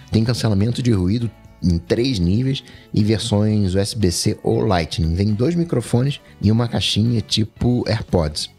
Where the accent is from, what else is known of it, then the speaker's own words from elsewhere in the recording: Rio de Janeiro, Brazil; Tijuca, né? O, bairro também onde eu nasci